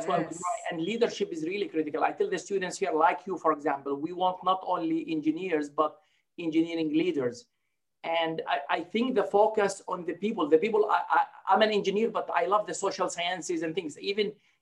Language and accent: English; Palestine; moved away as an adult; also born or lived in Jordan / Oklahoma, United States; now in Rio Grande Valley, Texas, United States; originally I grew up in Palestine